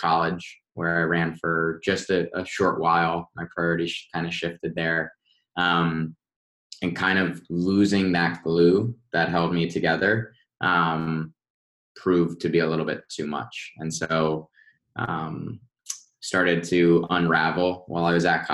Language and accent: English; Westfield, United States; I grew up in Westfield